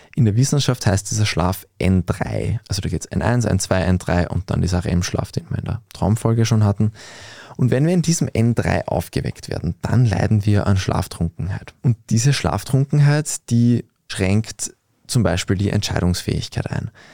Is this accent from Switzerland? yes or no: no; Austria; Bei uns in Österreich